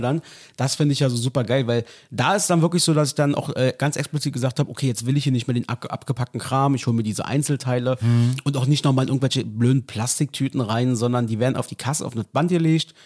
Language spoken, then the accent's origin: German; East Germany, Germany; als Ossi